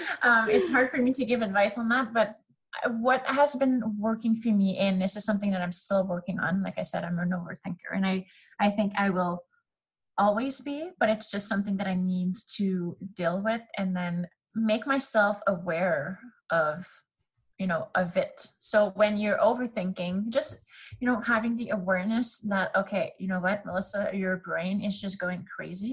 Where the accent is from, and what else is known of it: Canada; accent: French; first language French; English is a second language